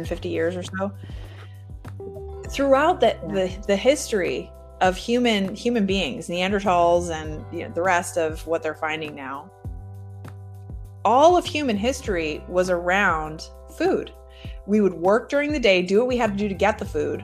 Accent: Michigan, United States; I grew up in Michigan

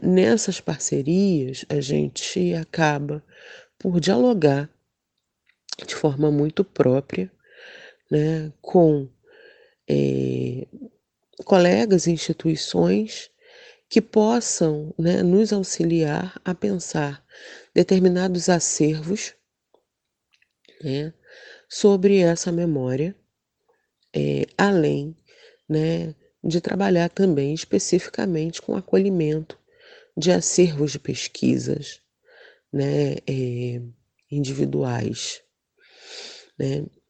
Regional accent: Rio de Janeiro, Brazil; Madureira, que é um bairro onde eu nasci e passei parte da minha vida

